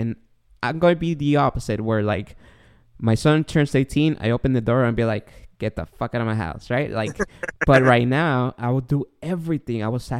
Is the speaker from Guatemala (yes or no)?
yes; Guatemala